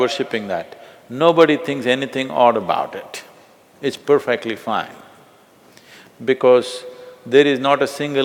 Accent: India; I'm born in India

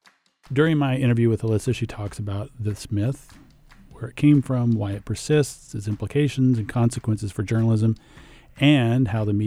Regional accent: Texas, United States; I grew up in on the Texas-Mexico border, and I'm really interested in like the coverage of migrants

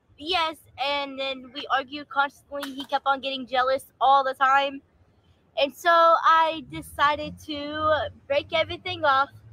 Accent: Paducah, Kentucky, United States; Paducah, Kentucky

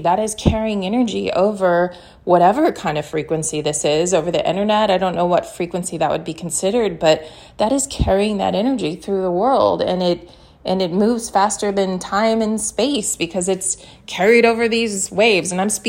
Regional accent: New York City, New York, United States; I am a New Yorker and occasionally there are F-bombs that happen.

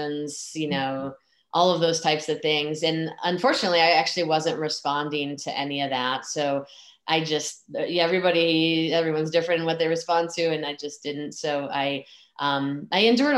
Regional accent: Michigan, United States; I grew up in Michigan

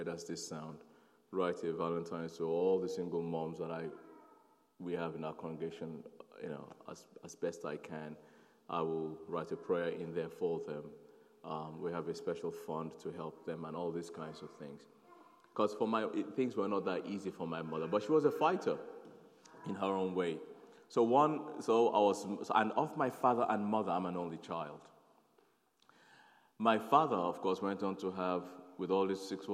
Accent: Nigeria; also born or lived in South London / North London; now in London, United Kingdom; I'm a Nigerian, born to Nigerian parents. I'm born in Nigeria

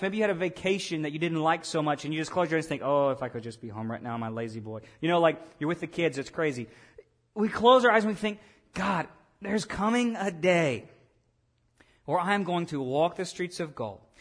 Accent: Lake Village, Arkansas, United States; I was born in Lake Village, Arkansas, and when I was born, that little small town hospital, uh, they gave me a citizenship.

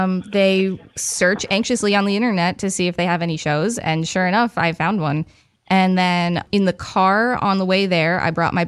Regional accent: Bergen County, New Jersey, United States; I'm from New Jersey.

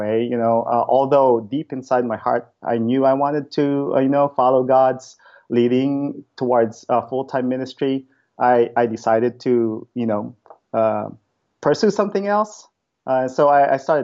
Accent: Philippines; moved away as an adult; now in Bremerton, United States; I was born and raised in the Philippines

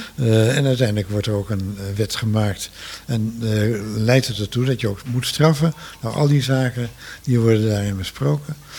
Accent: Netherlands; En we zijn Nederlanders

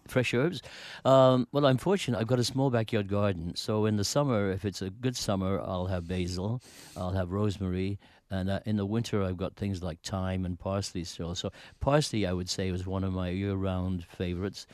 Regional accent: United Kingdom; moved away; I grew up in Britain

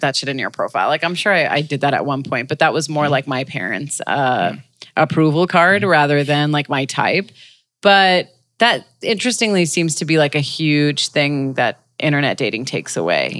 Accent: Los Angeles, California, United States; LA natives. I'm definitely like

